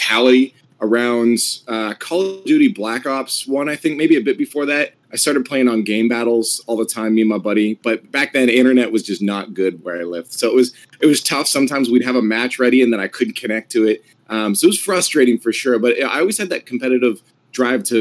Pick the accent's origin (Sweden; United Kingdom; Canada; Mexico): Canada; As a Canadian